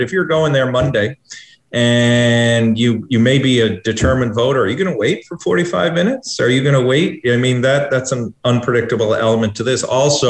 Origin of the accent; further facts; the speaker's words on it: Newfoundland and Labrador, Canada; I'm a Newfoundlander